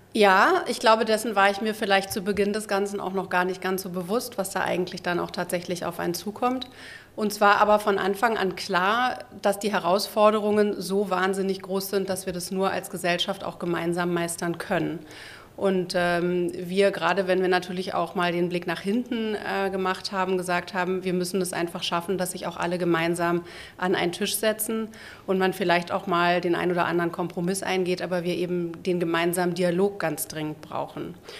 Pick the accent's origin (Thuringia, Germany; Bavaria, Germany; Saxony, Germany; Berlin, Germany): Berlin, Germany; also born or lived in Wilmersdorf, Berlin; ich bin in Wilmersdorf geboren, mhm. äh, bin dann in Zehlendorf zwar aufgewachsen